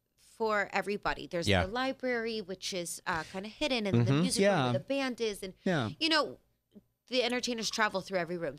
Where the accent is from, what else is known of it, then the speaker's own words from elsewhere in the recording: Las Vegas, Nevada, United States; I'm from here. I'm from Vegas.